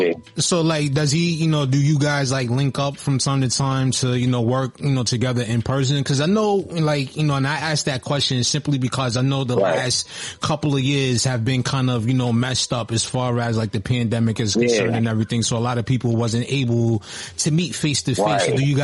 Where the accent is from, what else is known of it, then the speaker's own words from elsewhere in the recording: Texas, United States; So, like, growing up in Texas, I know, like, you know, we mentioned a lot of the legends that come out of Texas.